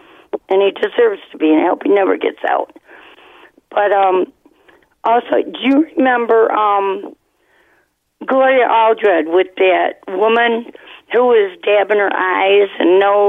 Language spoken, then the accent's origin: English; Detroit, Michigan, United States; I grew up in Detroit.